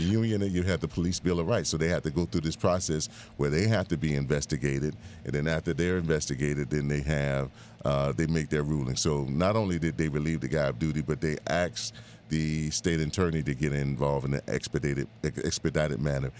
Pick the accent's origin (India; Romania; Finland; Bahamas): Bahamas; now in Miami, United States; I was born in the Bahamas, and I grew up between the Bahamas and Miami most of my uh, teenage, uh, young adult life.